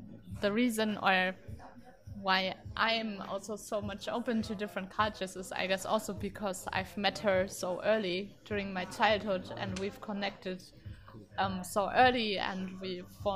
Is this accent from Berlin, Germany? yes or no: yes; Berlin, Germany; also born or lived in Netherlands; I'm 27 years old, and I grew up here in Berlin